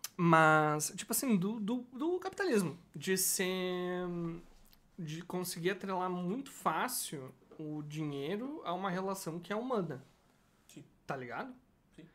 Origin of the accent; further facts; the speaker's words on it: Brazil; sou brasileiro